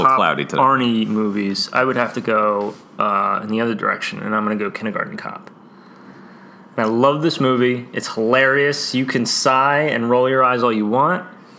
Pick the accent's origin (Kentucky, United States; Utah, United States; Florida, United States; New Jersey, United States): New Jersey, United States; we're from New Jersey.